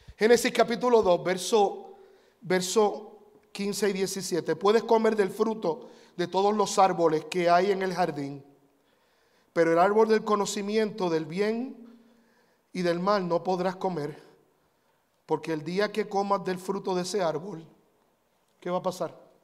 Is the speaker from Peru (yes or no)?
no; Puerto Rico; Yo cuando era niño, yo nací en Puerto Rico